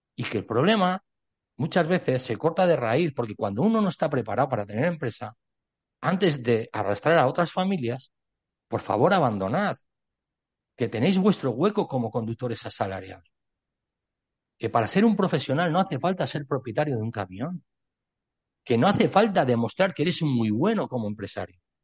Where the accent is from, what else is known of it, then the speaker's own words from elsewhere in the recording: Spain; Yo soy ciudadano español